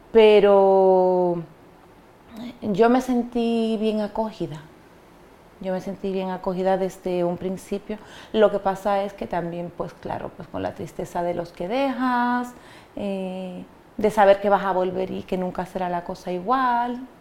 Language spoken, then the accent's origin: Spanish; Dominican Republic; moved away as an adult; now in Spain; yo soy dominicana y yo vengo a España